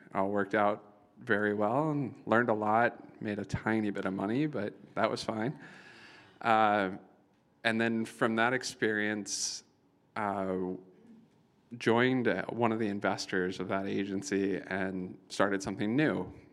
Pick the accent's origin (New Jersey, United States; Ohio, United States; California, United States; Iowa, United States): Iowa, United States; moved away as an adult; now in New York, United States; I'm from Iowa